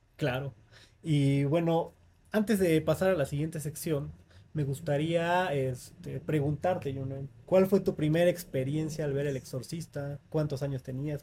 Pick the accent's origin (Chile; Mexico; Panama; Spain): Mexico; el folclore de nuestra cultura como mexicanos